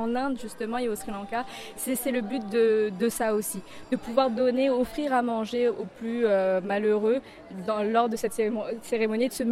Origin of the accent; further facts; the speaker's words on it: France; Oui, moi je suis française, mes parents euh, sont sri lankais, donc sont arrivés en France maintenant naturalisés français.